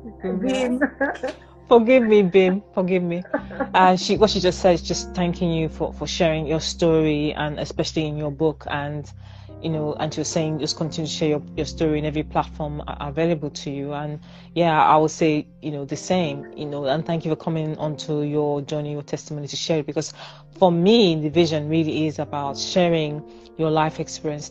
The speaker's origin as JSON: {"language": "English", "country": "Nigeria", "said": "I'm a Nigerian"}